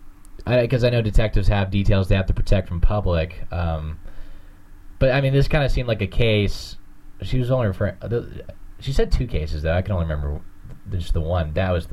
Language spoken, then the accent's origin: English; the South, United States; I'm from the South.